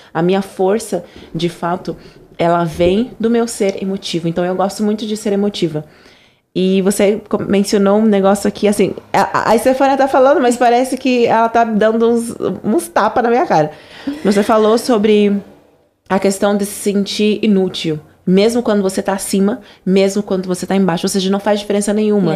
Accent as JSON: {"language": "Portuguese", "country": "Angola", "accent": "Angolan", "said": "o meu sotaque original de Angola"}